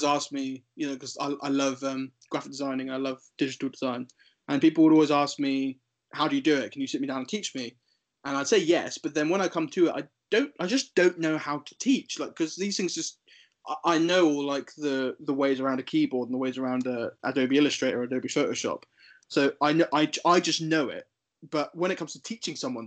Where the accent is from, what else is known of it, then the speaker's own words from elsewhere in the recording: Wroxham, East of England, United Kingdom; also born or lived in Ventnor; growing up in Wroxham